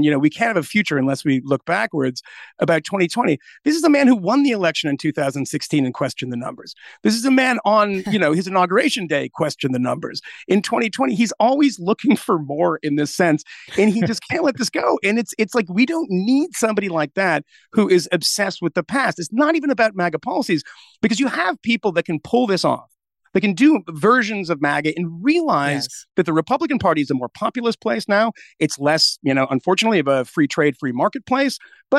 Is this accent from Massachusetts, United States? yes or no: yes; Massachusetts, United States; But, you know, I'm from Massachusetts.